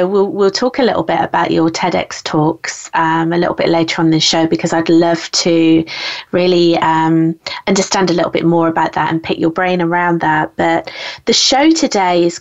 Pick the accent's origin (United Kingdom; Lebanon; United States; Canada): United Kingdom; I'm British